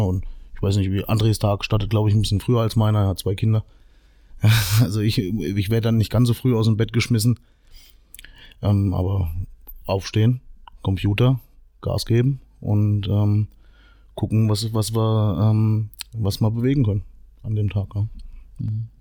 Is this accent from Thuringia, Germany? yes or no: yes; Meiningen, Thuringia, Germany; ich bin aus Meining